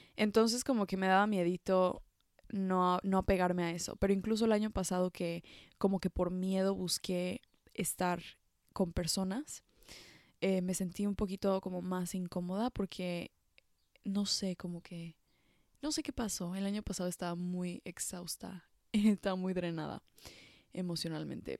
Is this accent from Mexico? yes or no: yes; Mexico; moved away as an adult; now in France; yo creciendo en México